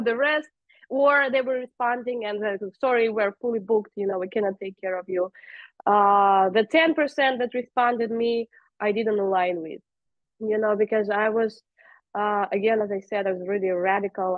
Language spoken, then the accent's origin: English; Russia; moved away; I am originally from Russia